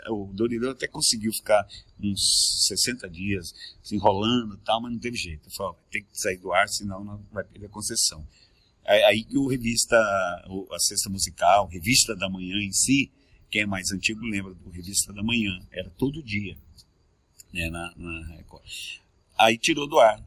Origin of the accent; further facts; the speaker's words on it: Tangará da Serra, Mato Grosso, Brazil; also born or lived in Nortelândia, Mato Grosso / Rondônia / Rio de Janeiro; Sou Mato Grossense. Eu nasci em Nortelândia